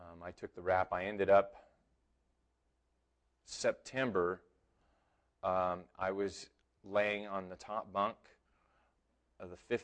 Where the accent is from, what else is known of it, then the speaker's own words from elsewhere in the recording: Hydesville, California, United States; I grew up in Hydesville when I was a little kid